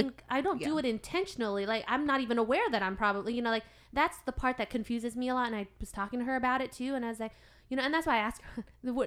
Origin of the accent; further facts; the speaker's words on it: United States; I was born and raised here in America.